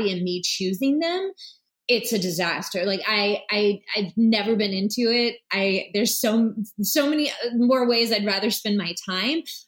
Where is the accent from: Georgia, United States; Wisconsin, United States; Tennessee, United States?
Georgia, United States; Blackshear; I was born in Blackshear, Georgia. And it's a really small town about 40 minutes north of the Florida line. Real, real, real country, real south. Everybody knows everyone.